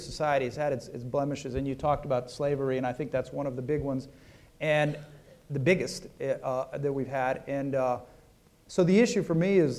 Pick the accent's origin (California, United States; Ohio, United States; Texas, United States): Texas, United States; I'm proud of my Mexican family. I'm proud of my Cuban family. But the fact of the matter is I am an American, and I'm a Texan